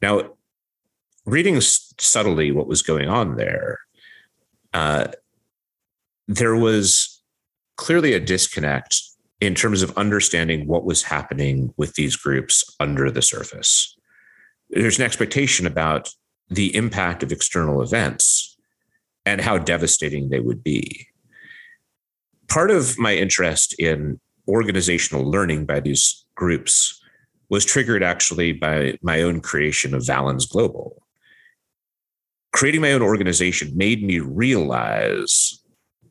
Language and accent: English; Ashland, Oregon, United States; I grew up in Southern Oregon in this small town called Ashland